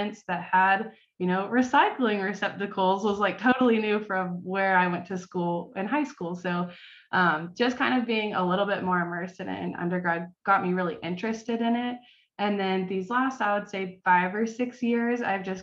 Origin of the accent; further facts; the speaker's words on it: Georgia, United States; moved away as an adult; also born or lived in South Carolina; now in Fort Collins, United States; I'm originally from Georgia